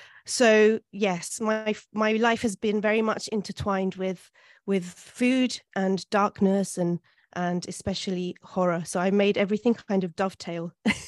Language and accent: English; London, United Kingdom; born there; also born or lived in Italy; I was born in London, in Hampstead, and my father is Venezuelan.